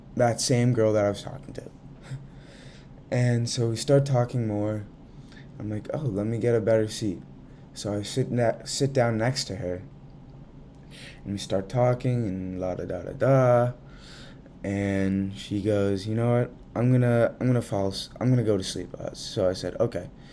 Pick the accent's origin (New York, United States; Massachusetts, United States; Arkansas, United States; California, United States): Massachusetts, United States; Central; I'm from Central Mass